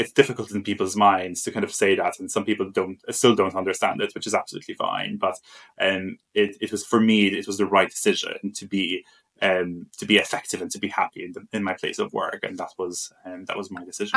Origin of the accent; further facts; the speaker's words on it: Malta; moved away as an adult; I'm from Malta originally. So um, I grew up in Malta um, and I went to university there